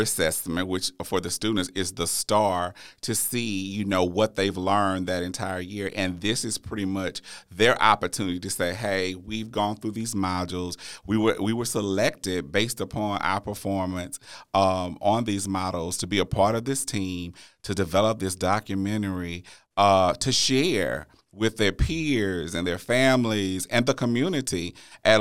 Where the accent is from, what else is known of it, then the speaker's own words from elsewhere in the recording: Natchitoches, Louisiana, United States; my hometown of Natchitoches, Louisiana